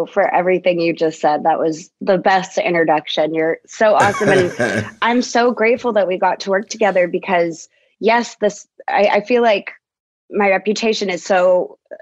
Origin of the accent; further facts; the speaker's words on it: Dallas, Texas, United States; I'm from Dallas, Texas